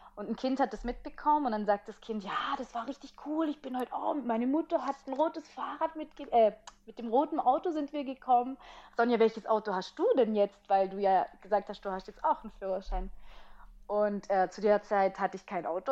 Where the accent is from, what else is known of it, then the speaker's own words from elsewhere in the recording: Italy; als Italienerin